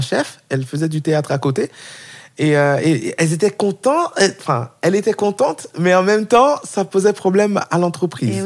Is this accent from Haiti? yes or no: yes; Haiti; now in France; Je viens d'Haïti, d'un pays euh, pauvre, famille bon aisée, on va dire, mais quand même c'était compliqué pour ma mère de nous faire venir en France